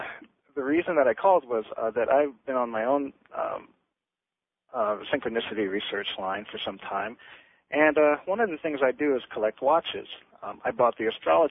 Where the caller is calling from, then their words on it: Las Vegas, Nevada, United States; I'm calling you from Las Vegas, Nevada